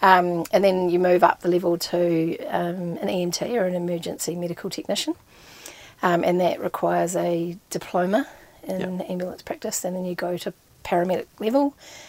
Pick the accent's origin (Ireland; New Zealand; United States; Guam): New Zealand; Invercargill, Southland; born there; now in Christchurch, New Zealand; I live in Christchurch. I was born in Invercargill, but don't hold that against me.